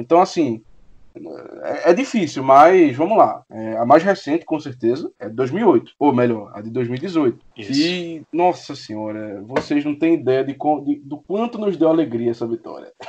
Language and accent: Portuguese; Recife, Pernambuco, Brazil; eu sou de Recife